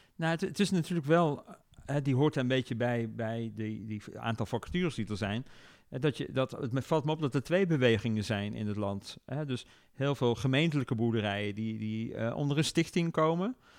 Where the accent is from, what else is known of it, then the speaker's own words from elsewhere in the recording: North Brabant, Netherlands; Brabant, waar ik vandaan kom, als trotse Brabander, is natuurlijk een grote provincie